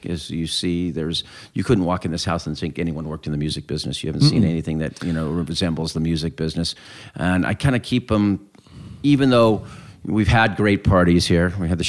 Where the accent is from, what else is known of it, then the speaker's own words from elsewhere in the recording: Claremont, California, United States; We came out from Claremont, which is East Bob, where you probably played the Glass House before.